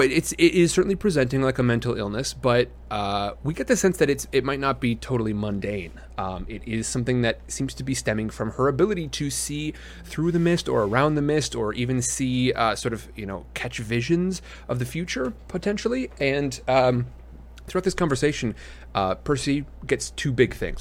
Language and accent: English; Midwest, United States; I grew up in the Midwest.